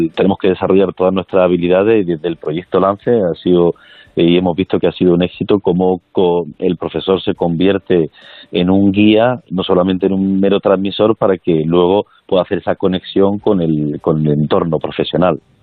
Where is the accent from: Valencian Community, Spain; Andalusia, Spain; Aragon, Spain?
Andalusia, Spain; Granada; como granadino, pues un orgullo